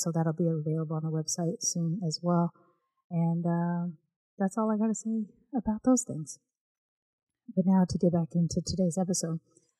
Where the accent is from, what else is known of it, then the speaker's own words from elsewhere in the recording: United States; born there; I did grow up with my British grandmother living with us on and off in my childhood, I'm still American-born